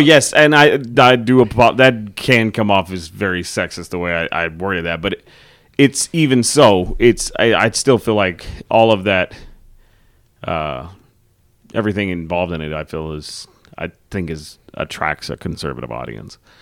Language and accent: English; Texas, United States; growing up in Texas